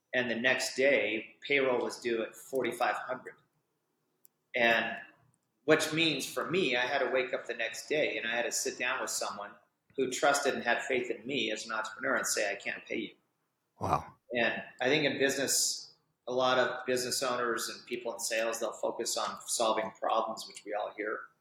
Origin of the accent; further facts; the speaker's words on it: Orem, Utah, United States; I grew up right here in Orem, Utah